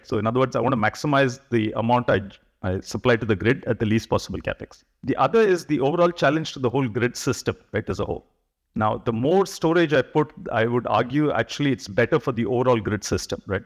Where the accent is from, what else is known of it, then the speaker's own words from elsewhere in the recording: India; moved away as an adult; also born or lived in United States; I finished my, uh, studies here in India in nineteen ninety, and I moved to the U S for graduate studies.